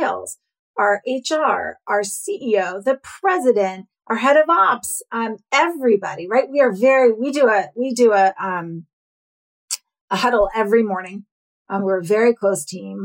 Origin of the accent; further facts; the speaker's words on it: New York, United States; I'm a New Yorker